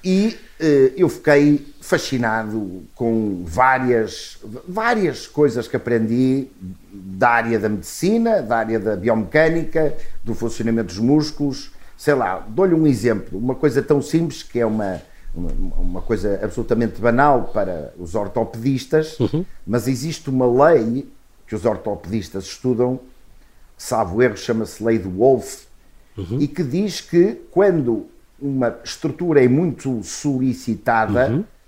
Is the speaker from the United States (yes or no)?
no; Portugal; sou português e adoro o meu país